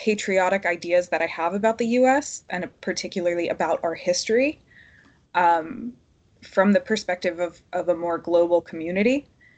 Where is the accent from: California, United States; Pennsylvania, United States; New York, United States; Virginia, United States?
Pennsylvania, United States; Philadelphia; moved away as an adult; also born or lived in Dublin; now in London, United Kingdom; I'm American. I'm from Philadelphia, but I've lived in London for the last almost 3 years, and I lived in Dublin before